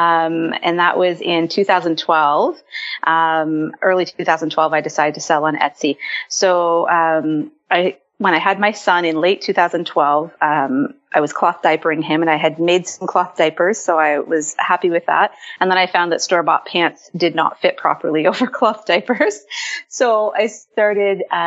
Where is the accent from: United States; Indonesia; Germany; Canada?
Canada; Ontario; I am from Ontario, Canada.